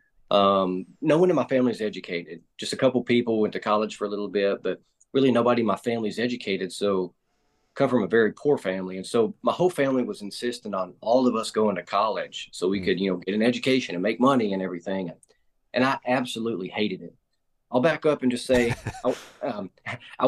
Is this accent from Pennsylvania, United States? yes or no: no; Arkansas Delta, United States; Born and raised here in Arkansas, grew up on a family farm in the Arkansas Delta, about an hour west of Memphis, Tennessee